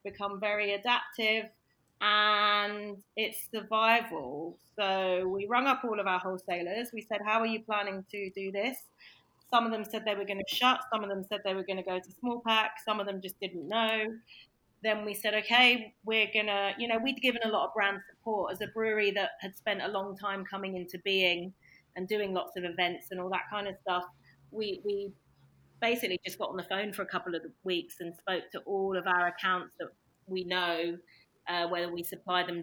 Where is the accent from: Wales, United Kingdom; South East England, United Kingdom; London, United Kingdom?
London, United Kingdom; moved away as an adult; now in Norfolk, United Kingdom; I'm a Londoner